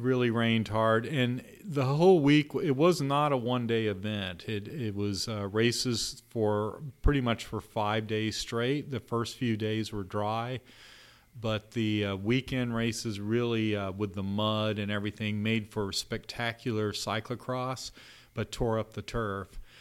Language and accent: English; Texas, United States; now in Louisville, United States; down in Austin, Texas, uh, my home state